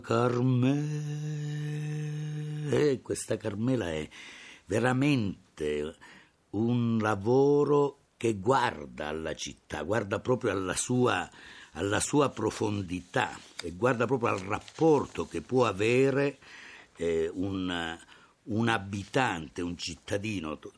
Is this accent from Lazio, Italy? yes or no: no; Calabria, Italy; sono nato in Calabria